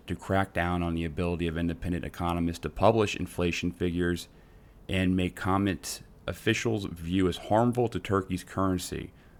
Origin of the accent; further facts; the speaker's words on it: Netherlands; I'm from Holland. Isn't that weird?